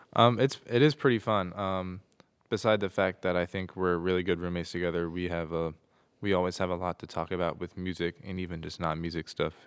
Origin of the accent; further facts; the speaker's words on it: Mexico; I'm from Mexico